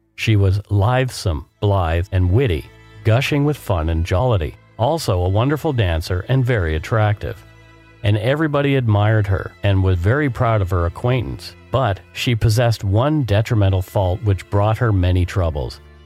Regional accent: Canada; We are ordinary Canadian schmucks

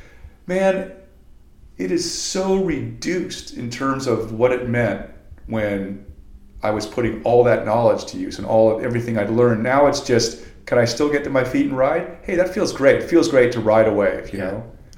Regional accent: Venice, California, United States; I've been surfing for 40 years, and I grew up in Venice.

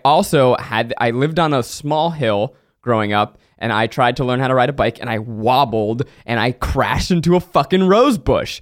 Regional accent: New York, United States; I grew up in New York.

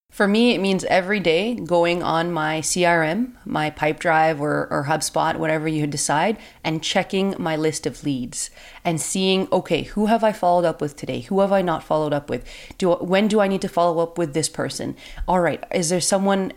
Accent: Canada; I'm from Canada

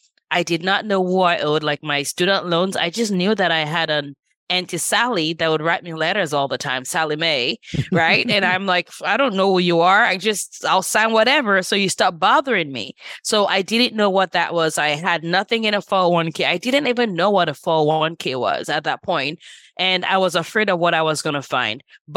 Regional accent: Nigeria; now in Los Angeles, United States; And I moved from Nigeria about 25 years ago, which is crazy. I'm like, feels like yesterday, but it's been 25 years. And at that point, my siblings and I moved here, and my parents spent most of their time in Nigeria.

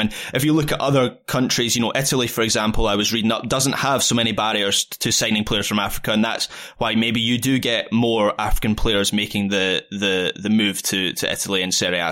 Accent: Scotland, United Kingdom; As a, as a Scottish football fan

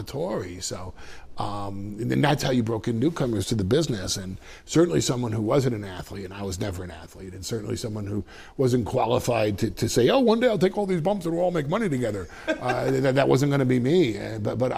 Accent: Westchester, New York, United States; I'm from Westchester.

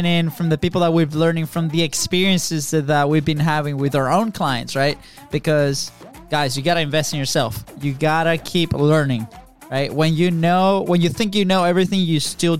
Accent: Florida, United States; We're from Florida. We live in Jacksonville, the opposite side of the country.

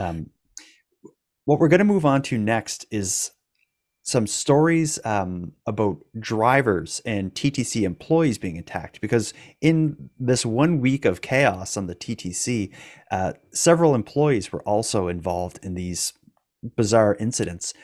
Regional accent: Cape Breton, Nova Scotia, Canada; I'm from Cape Breton. We're extra hardcore.

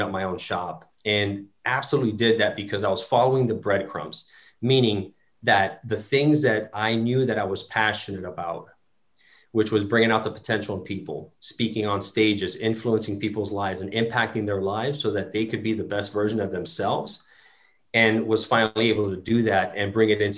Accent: Miami, Florida, United States; I was born and raised in Miami, Florida

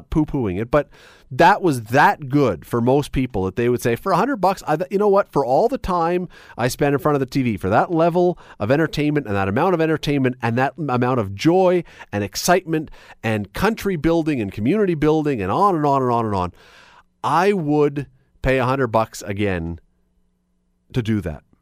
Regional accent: Canada; it was two weeks of the greatest weeks of being a Canadian.

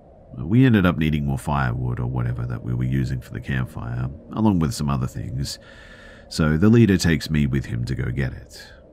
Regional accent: California, United States; So I grew up in Orange County, CA, but there were some real wild areas around us, believe it or not.

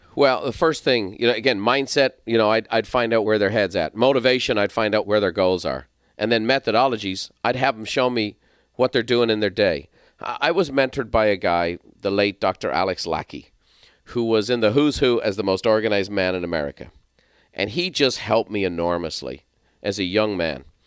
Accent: Ireland; moved away as an adult; also born or lived in San Diego, California; now in United States; I'm from Ireland.

